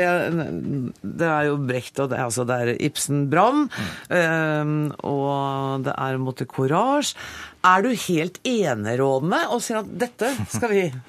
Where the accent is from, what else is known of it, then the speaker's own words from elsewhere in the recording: Norway; som nordmann